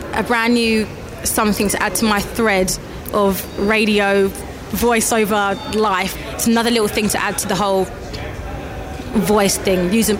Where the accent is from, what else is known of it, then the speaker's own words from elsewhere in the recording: Nigeria; now in Milton Keynes, United Kingdom; I'm 22 years old, and I am from Nigeria, but I am located here in Milton Keynes.